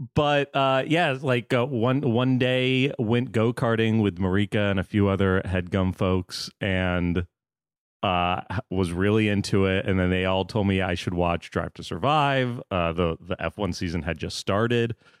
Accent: Florida, United States; also born or lived in New York; now in Los Angeles, United States; I grew up in Florida, so I was a Marlins fan, lived in New York

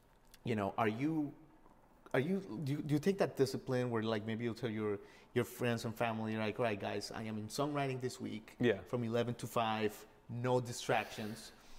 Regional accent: Miami, Florida, United States; So I'm from Miami.

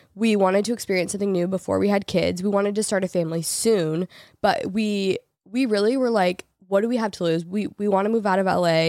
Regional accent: Portland, United States; moved away as an adult; also born or lived in Los Angeles; I grew up in Portland, I lived there my whole life, and then I moved to L A out of high school

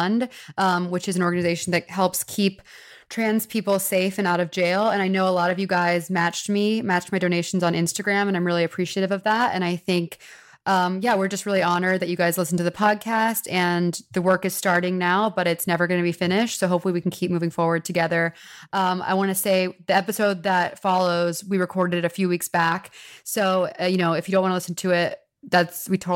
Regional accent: Texas, United States; moved away; Coming from Texas

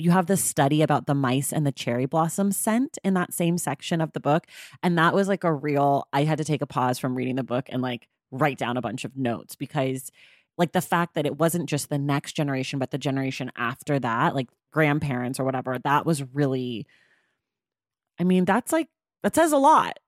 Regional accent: Oakland, California, United States; we grew up, uh, you and I, very close to one another. I'm from Oakland

